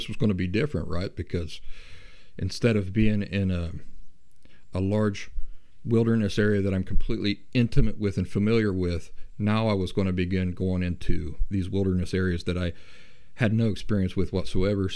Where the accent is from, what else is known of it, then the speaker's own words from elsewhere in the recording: Appalachia, United States; moved away as an adult; also born or lived in Columbus, Ohio / Philadelphia, Pennsylvania / Boston area; I grew up in the Appalachian backcountry. In my mid-20s, I moved off from Appalachia, and I moved to the big cities